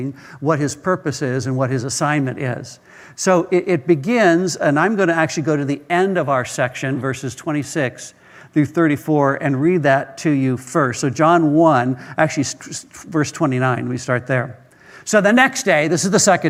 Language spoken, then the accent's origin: English; Israel; moved away as an adult; I was raised in part in Israel, went to high school, undergraduate work, graduate work in Israel, and lived there for quite a number of years